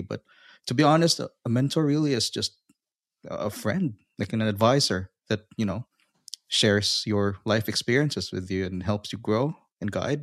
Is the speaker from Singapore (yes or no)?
no; Philippines; now in Australia; I'm originally from the Philippines, but I'm currently residing in Australia